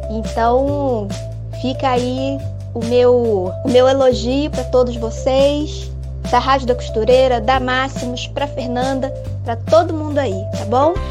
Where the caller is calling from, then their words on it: Nova Friburgo, Rio de Janeiro, Brazil; eu sou de Nova Friburgo.